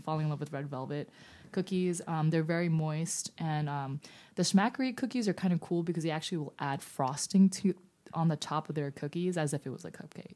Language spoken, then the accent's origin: English; New York City, New York, United States; I'm a New Yorker